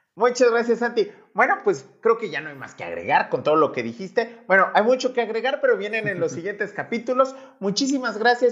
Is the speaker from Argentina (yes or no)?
no; Mexico